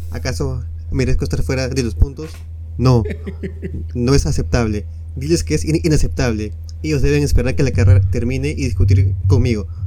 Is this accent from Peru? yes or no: yes; Peru; pero tengo soy peruano, sí.